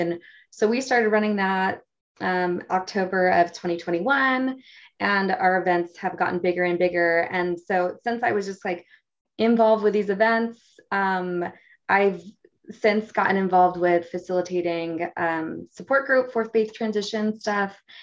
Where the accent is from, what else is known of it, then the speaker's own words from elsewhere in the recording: Michigan, United States; moved away as an adult; now in Utah County, United States; I'm originally from Michigan. I live in Utah County. I've been here for the last almost 12 years